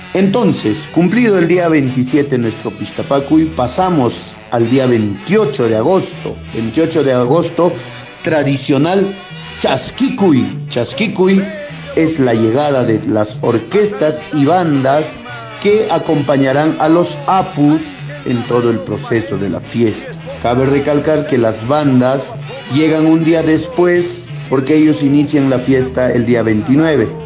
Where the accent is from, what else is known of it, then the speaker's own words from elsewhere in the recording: Carhuamayo, Junín, Peru; nuestro distrito de Carhuamayo